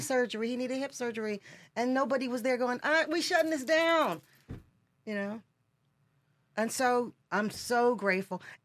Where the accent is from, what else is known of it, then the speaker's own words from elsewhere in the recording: Michigan, United States; I am a girl from Michigan. I'm from mid, you know, middle America